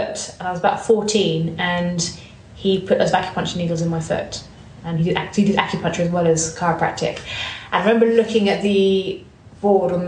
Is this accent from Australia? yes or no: no; United Kingdom; also born or lived in Bournemouth; I grew up and lived in west side of London, so sort of Buckinghamshire way